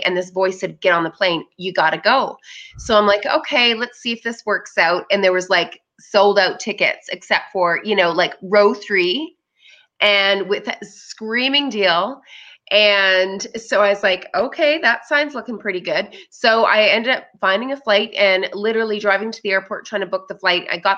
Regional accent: Calgary, Alberta, Canada; I'm from Calgary, Alberta.

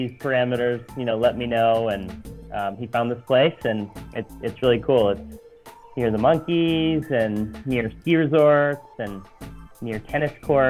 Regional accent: Japan; also born or lived in Tokyo / Ueda, Nagano; I grew up partly in Tokyo and then partly in Nagano Prefecture as well

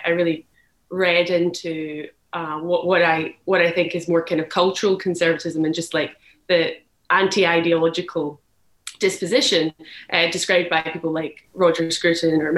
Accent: Scotland, United Kingdom; moved away as an adult; also born or lived in London; now in United States; I came from Europe, I came from Scotland

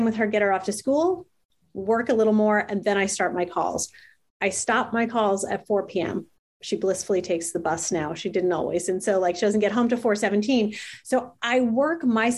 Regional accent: New Jersey, United States; I'm from New Jersey

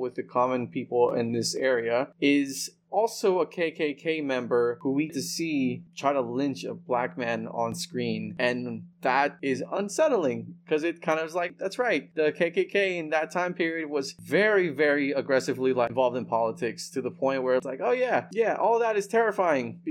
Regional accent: the South, United States; growing up in the South

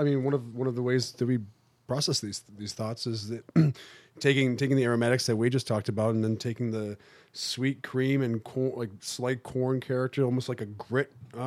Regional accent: Buffalo, New York, United States; Well, I came from Buffalo.

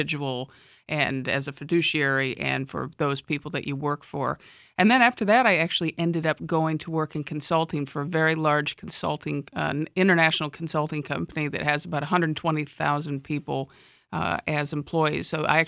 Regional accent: Midwest, United States; I grew up in the Midwest, and I came out to California after college for my real first grown-up work experiences.

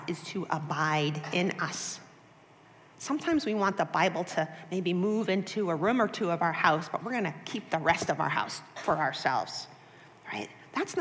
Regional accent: Boston, Massachusetts, United States; I was born and raised in Boston, Massachusetts

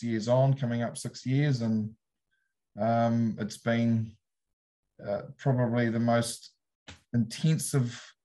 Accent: Taihape region, Rangiwahia, Manawatū-Whanganui, New Zealand; moved away as an adult; also born or lived in Hawke's Bay; now in South Otago, New Zealand; I'm originated from Taihape region, Rangawahia, underneath the Ruahini Ranges

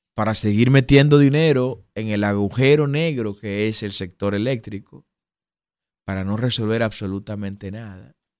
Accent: Dominican Republic

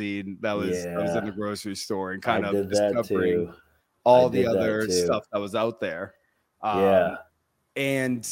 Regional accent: Northeast, United States; I grew up in the Northeast, which is WWF territory

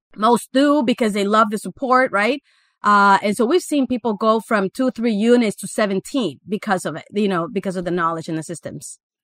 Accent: Guatemala; moved away as an adult; also born or lived in Miami, United States; I actually was born and raised in Guatemala, in Central America

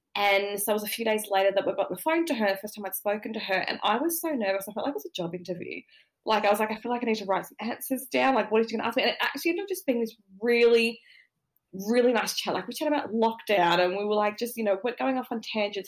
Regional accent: Sydney, New South Wales, Australia; I grew up in Sydney, but I grew up in Southwest Sydney, I grew up in the suburbs

